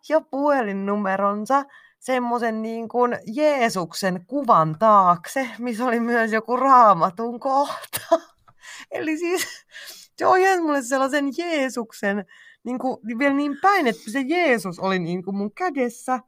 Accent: Finland; mä oon Suomesta kotoisin

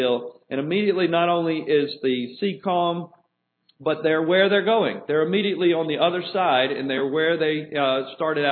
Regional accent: New Orleans, Louisiana, United States; moved away; I come from New Orleans. It's a very different culture there than it is here.

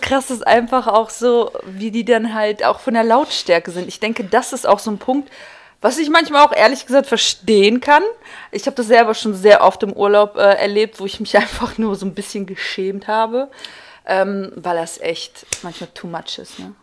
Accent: Kazakhstan; now in Germany; ich komme ursprünglich aus Kasachstan

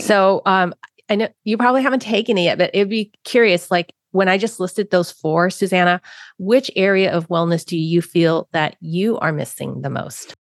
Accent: San Francisco, California, United States; I grew up in San Francisco, Chinatown. I was born in San Francisco, Chinatown

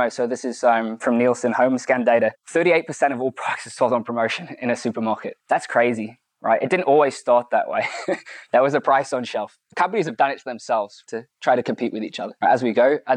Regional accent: United Kingdom; now in United States; I'm from the UK, I live in the US, and I've been here for four years.

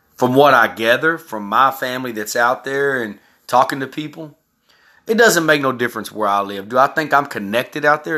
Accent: Texas, United States; also born or lived in California; I was raised in Texas.

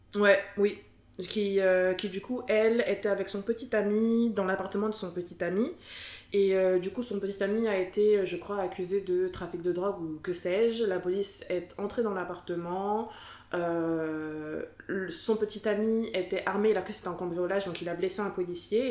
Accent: France; je suis née, j'ai grandi en France

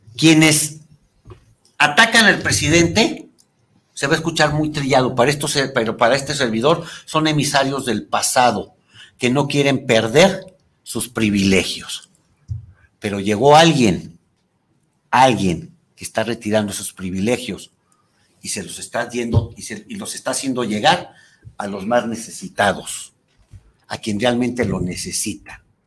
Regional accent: Mexico

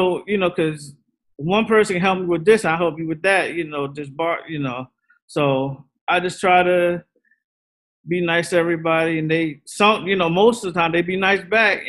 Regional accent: south of Annapolis, Maryland, United States; It's like from like around Annapolis area, like south of Annapolis. It's like country. But I'm from around that area

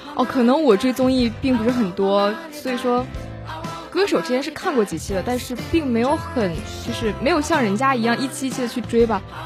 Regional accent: Tumen, Jilin, China; accent: Northeastern; now in Shandong, China; 我就是东北人，来自吉林省延边朝鲜族自治州土门市

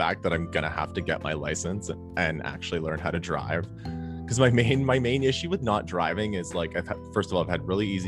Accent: Toronto, Ontario, Canada; growing up in Toronto

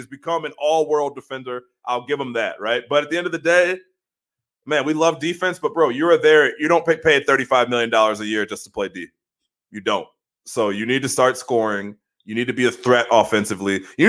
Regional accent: Australia; accent: New York; I'm an Australian dude with a New York accent for some reason.

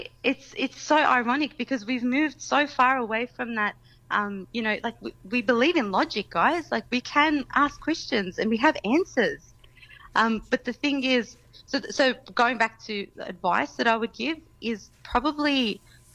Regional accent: Australia

